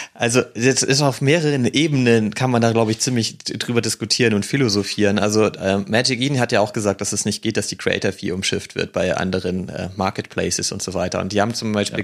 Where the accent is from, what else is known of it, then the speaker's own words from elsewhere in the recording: the North, Northern Germany, Germany; bei uns im Norden